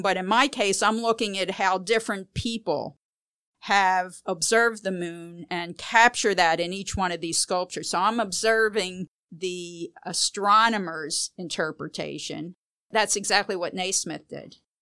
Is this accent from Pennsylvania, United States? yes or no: yes; Philadelphia, Pennsylvania, United States; I grew up in Philadelphia